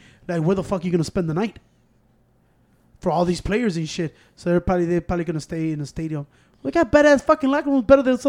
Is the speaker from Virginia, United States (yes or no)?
yes; Virginia, United States; I'm from Virginia.